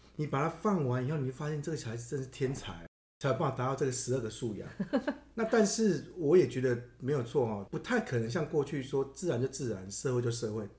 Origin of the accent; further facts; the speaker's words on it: Taiwan; 我们台湾人